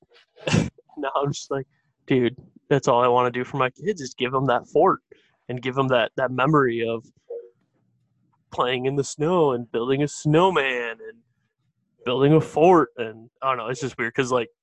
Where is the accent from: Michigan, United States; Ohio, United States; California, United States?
Michigan, United States; Detroit; I grew up in Metro Detroit